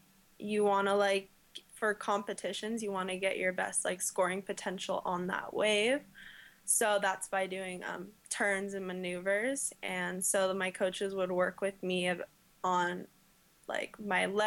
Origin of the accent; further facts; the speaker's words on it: La Jolla, California, United States; I grew up in La Jolla, California